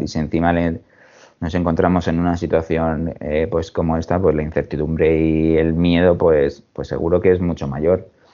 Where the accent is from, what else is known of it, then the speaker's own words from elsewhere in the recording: Alicante, Valencian Community, Spain; moved away as an adult; now in Mallorca, Spain; nací en Alicante hace ya unos, unos cuantos años me decidí por, estudiar relaciones laborales en, la Universidad de Alicante